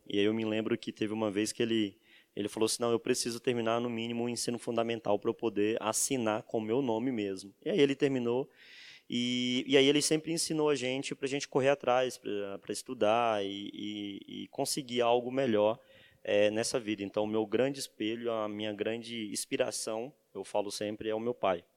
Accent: Santa Rita de Cássia, Bahia, Brazil; Eu sou baiano, venho de uma cidadezinha chamada Santa Rita de Cássia, na Bahia.

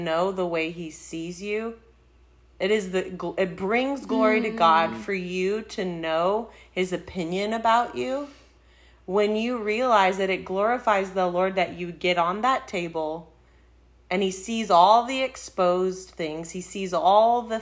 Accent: Texas, United States; We say Texas

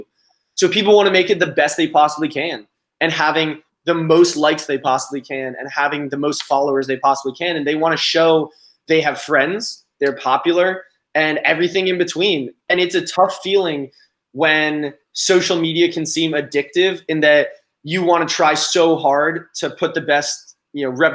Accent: Los Angeles, California, United States; growing up in Los Angeles and Southern California

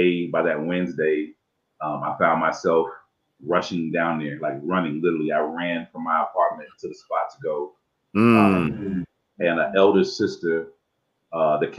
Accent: Dayton, Ohio, United States; also born or lived in Cincinnati, Ohio / Tucson, Arizona / Phoenix, Arizona / Charlotte, North Carolina; now in Los Angeles, United States; I was raised in Dayton, Ohio. So I'm a Midwest boy at heart

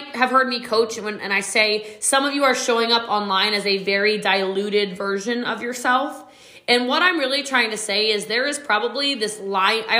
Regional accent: Middletown, Maryland, United States; moved away as an adult; now in Texas, United States; I was just a little too much for a small country town in Middletown, Maryland.

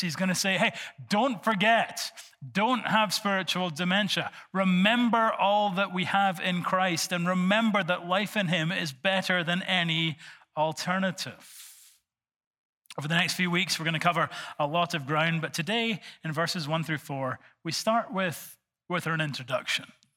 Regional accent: Scotland, United Kingdom; I'm from Bonnie, Scotland

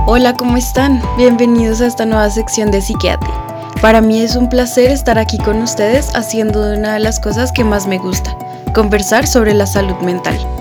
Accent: Colombia

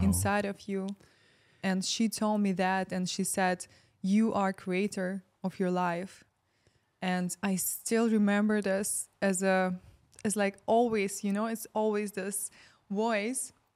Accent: Ukraine; moved away as an adult; I'm from Ukraine

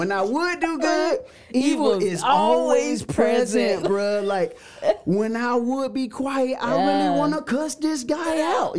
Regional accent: Macon, Georgia, United States; We were in the middle of the hood in Macon, Georgia. Shout out my hometown, Macon, Georgia.

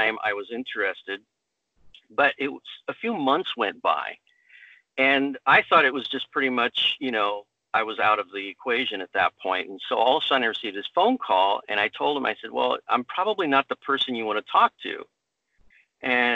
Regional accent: United States; I was born here in the U.S.

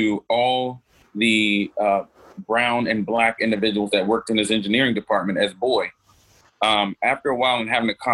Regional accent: Norfolk, Virginia, United States; moved away as an adult; I grew up in Norfolk, Virginia

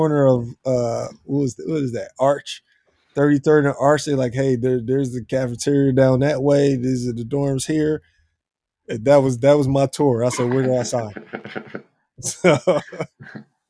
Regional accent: Philadelphia, Pennsylvania, United States; I was born and raised here in Philly. I'm a Philadelphia guy through and through.

